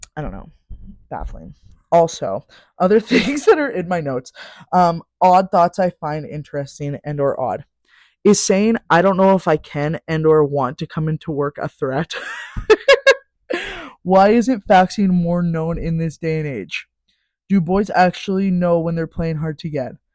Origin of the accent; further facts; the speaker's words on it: Saskatchewan, Canada; moved away as an adult; now in Calgary, Canada; I'm from Sask